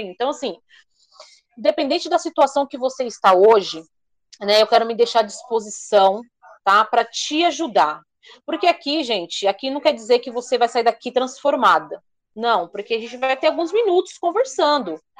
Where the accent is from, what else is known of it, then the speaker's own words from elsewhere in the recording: Alphaville, São Paulo, Brazil; eu sou aqui de Alphaville, né?